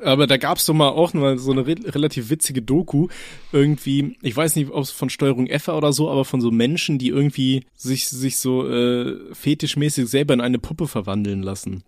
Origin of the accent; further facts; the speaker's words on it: Aachen, North Rhine-Westphalia, Germany; meine Mom, also wir hatten bei uns in Aachen, haben wir so ein, so ein russisches Lädchen